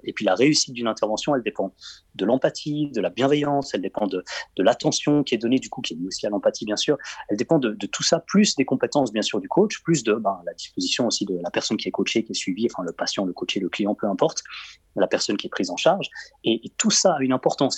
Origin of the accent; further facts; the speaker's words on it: Belgium; je suis belge